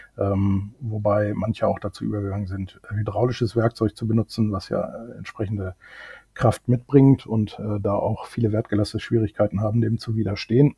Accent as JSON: {"language": "German", "country": "Germany", "also_born_or_lived": "United Kingdom", "moved": "as an adult", "said": "ob ich nicht zufällig Deutsch spreche als Deutscher, was ich dann bejaht habe"}